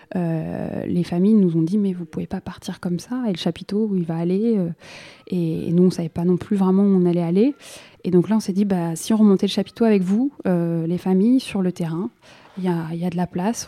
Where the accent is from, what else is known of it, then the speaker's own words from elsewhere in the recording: Saint-Denis, Île-de-France, France; j'ai grandi à Saint-Denis